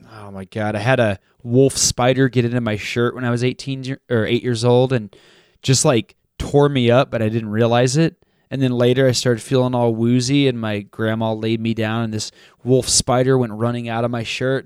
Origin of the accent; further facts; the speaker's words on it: Texas, United States; I grew up in Texas